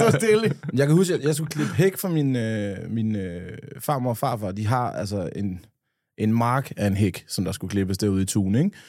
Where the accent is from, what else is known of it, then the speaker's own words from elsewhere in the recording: Nykøbing Falster, Zealand, Denmark; dernede, hvor jeg er fra, en gang inden jeg var, havde fået hår på løgne i, øh, nede på Kulturfabrikken i Nykøbing Falster.